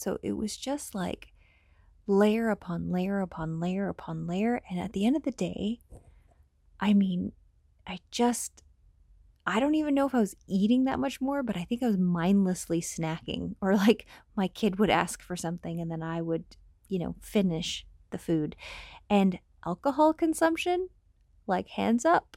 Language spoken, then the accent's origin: English; Canada; accent: Canadian; I sound Canadian